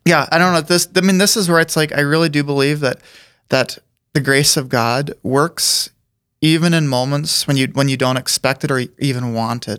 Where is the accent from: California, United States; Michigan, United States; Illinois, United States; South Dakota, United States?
South Dakota, United States; Aberdeen; grew up there